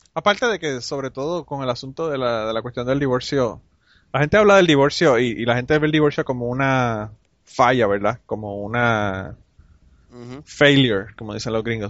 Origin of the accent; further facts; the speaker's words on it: Utuado, Puerto Rico; Ese tiempo yo estaba en Utuado. Eh, vivía en Utuado, eh, que es en el centro de la isla. Y es como en, aquella época era como una hora y media de San Juan a Utuado. y yo iba a regresar para, para mi pueblo